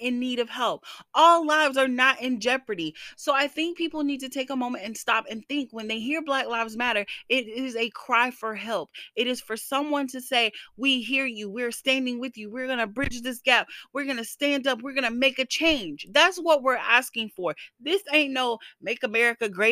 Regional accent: the South, United States; moved away; I am from the South

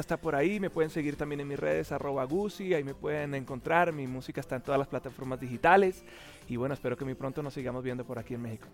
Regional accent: Bogotá, Colombia; born or raised there; also born or lived in Puerto la Cruz, Venezuela

